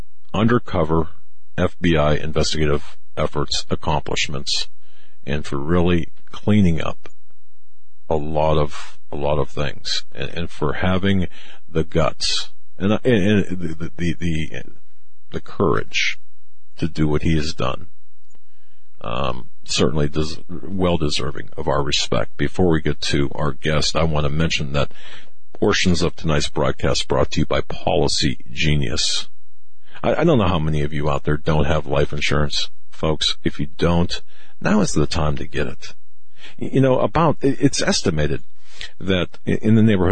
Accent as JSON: {"language": "English", "town": "Erie", "region": "Pennsylvania", "country": "United States", "said": "we are from Erie, Pennsylvania."}